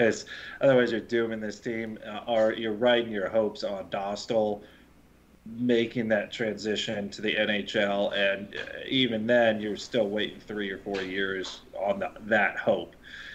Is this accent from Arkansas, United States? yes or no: no; Pittsburgh, Pennsylvania, United States; Yeah. It was growing up in Pittsburgh. I'm sure that was it.